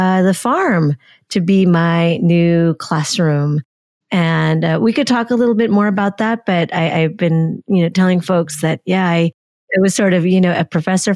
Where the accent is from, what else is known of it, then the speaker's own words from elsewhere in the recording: Union City, California, United States; I grew up in Union City, California